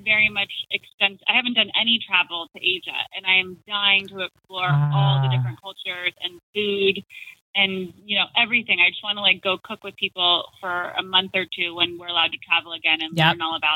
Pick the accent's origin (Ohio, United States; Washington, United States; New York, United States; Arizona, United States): Arizona, United States; I'm from Arizona